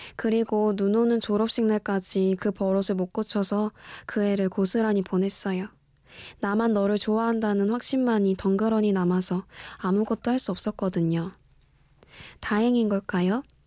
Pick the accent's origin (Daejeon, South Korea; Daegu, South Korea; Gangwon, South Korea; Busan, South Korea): Daejeon, South Korea; moved away; 지극히 평범한 대전에서 올라왔고요